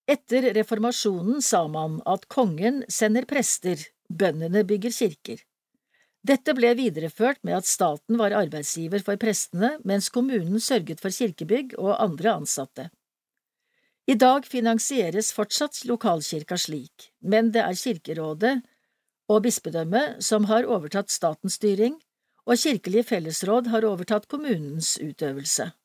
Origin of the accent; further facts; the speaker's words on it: Innlandet, Norway; Jeg har alltid kjent meg hjemme i Elverum og Trysil. Selv om jeg vokste opp på Hedmarken, har jeg i hele oppveksten en relasjon østover, gjennom familie og venner.